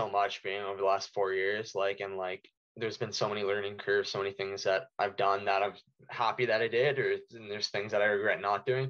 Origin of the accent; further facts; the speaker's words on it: Ontario, Canada; I'm from McCall, Ontario.